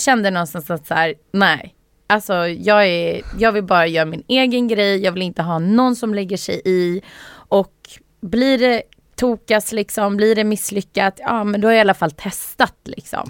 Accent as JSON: {"language": "Swedish", "country": "Sweden", "tie": "born or raised there", "said": "Jag är född i Sverige"}